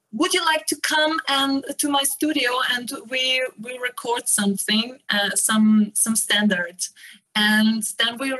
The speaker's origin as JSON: {"language": "English", "region": "Burgenland", "country": "Austria", "tie": "born or raised there", "moved": "yes", "lives_now": "Linz, Austria", "said": "I am actually based in Linz, but I was born in Burgenland. Close to the Hungarian border"}